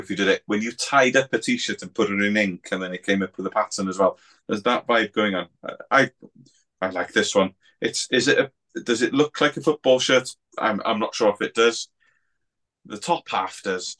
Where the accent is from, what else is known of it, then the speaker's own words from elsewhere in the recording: Wales, United Kingdom; I'm from Wales